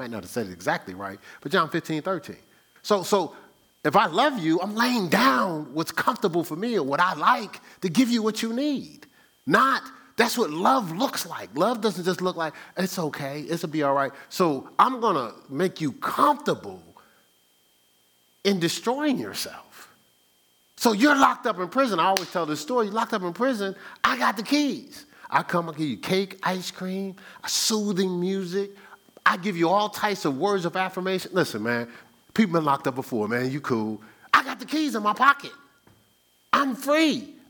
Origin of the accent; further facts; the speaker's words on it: New York, United States; I'm from New York. How are you just going to be talking to me like that?